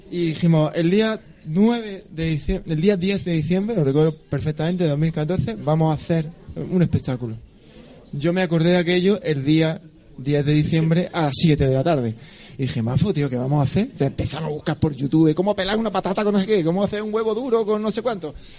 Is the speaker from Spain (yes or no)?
yes; Roquetas de Mar, Andalusia, Spain; moved away as an adult; now in Granada, Spain; allí en mi pueblo, en Roqueta